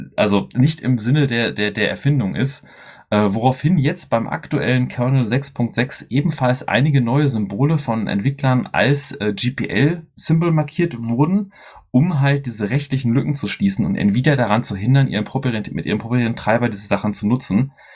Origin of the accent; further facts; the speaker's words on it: Dortmund, North Rhine-Westphalia, Germany; wir drei sind ja Ruhrpöttler, wir kommen ja alle aus dem Pott hier. Ähm, der Chris und ich aus Dortmund